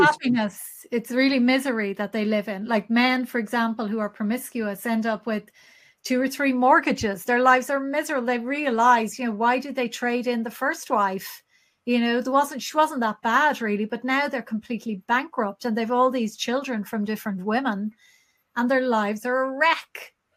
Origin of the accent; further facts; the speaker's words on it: Ireland; as Irish people